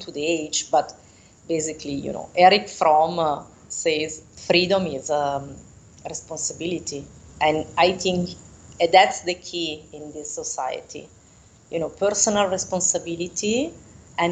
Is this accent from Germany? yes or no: no; Italy; first language Italian; English is a second language; moved away as an adult; also born or lived in France / Latin America; now in Denmark